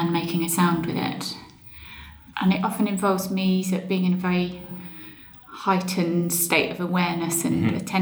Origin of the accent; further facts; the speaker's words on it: Suffolk, East of England, United Kingdom; moved away; I grew up in Suffolk and spent a lot of my childhood outdoors